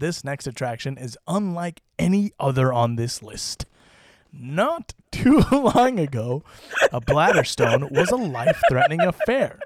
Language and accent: English; Utah, United States; my home state of Utah